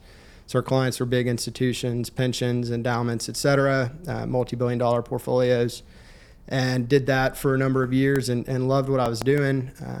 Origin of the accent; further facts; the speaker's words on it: Fort Worth, Texas, United States; moved away as an adult; now in Houston, United States; I grew up in the Fort Worth area, and my dad was actually an entrepreneur in the commercial real estate industry.